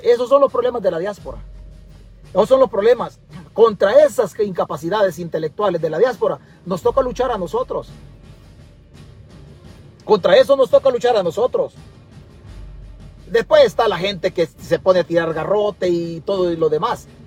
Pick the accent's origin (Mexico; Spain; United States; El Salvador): El Salvador; moved away; Pero también yo soy parte de esa patria. Es que el huevo aquí es que nosotros ya hace rato nos vinimos del Salvador. Pero la tierra no puede salir del pensamiento de nosotros.